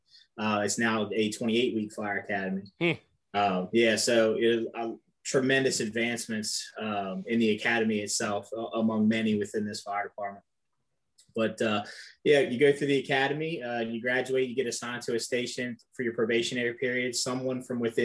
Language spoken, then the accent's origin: English; Frederick, Maryland, United States; born and raised in Frederick, Maryland